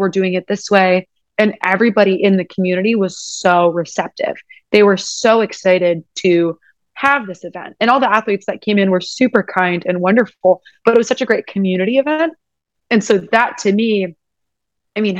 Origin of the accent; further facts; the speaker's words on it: United States; I'm American.